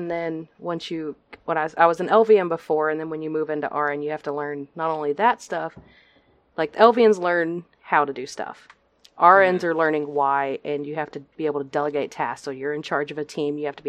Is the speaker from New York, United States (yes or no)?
no; Texas, United States; I am born and raised in Texas.